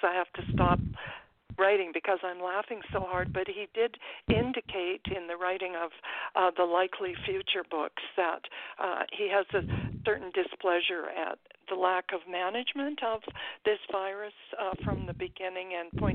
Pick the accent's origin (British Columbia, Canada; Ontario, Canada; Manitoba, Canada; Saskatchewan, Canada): British Columbia, Canada; I am a Canadian. I live about 10 minutes from the U.S. border to Washington State.